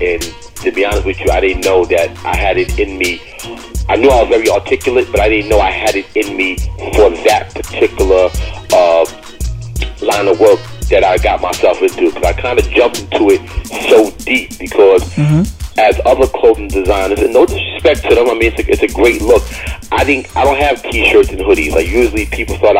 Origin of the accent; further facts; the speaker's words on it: Bergen County, New Jersey, United States; also born or lived in Bronx, New York; I was born in the Bronx, like as a baby, but as soon as, like, when I opened my eyes and really knew where I was at, my father and mother had a house in Jersey, Bergen County, New Jersey.